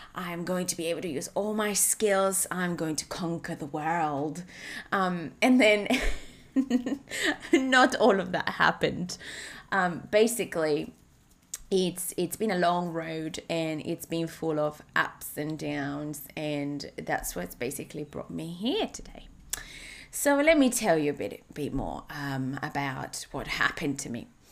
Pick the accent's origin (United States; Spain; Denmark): Spain; English is a second language; moved away as an adult; now in Australia; I live in Australia, although I'm originally from Spain